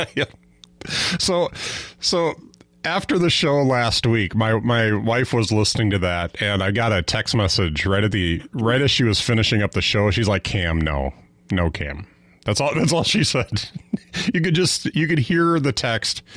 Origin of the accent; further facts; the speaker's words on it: Fond du Lac, Wisconsin, United States; I grew up in Fond du Lac, which is kind of right in, right in between Green Bay and Milwaukee